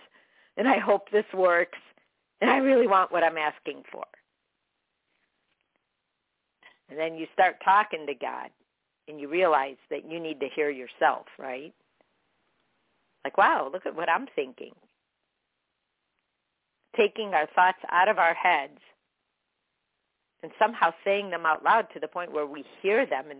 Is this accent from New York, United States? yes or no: no; Chicago, Illinois, United States; I grew up with her in Chicago